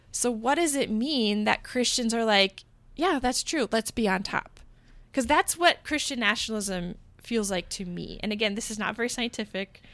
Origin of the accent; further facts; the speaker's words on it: United States; also born or lived in Portland; I'm an American, but I am, like, a Protestant, Bible-believing American